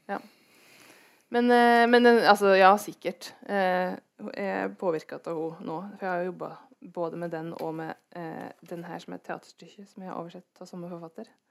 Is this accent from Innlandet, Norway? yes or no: yes; Gudbrandsdalen, Innlandet, Norway; der jeg vokste opp, er det mye rånekultur